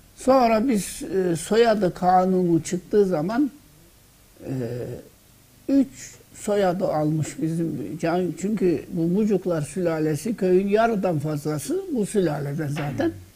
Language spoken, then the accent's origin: Turkish; Fethiye, Muğla, Turkey; Bendeniz Fethiye'nin Doğanla yani Muğla vilayeti Fethiye'nin Doğanlar köyünde doğdum.